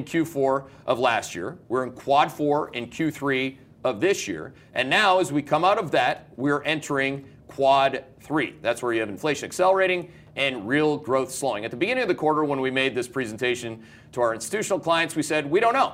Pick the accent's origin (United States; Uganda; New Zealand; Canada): Canada; I'm Canadian.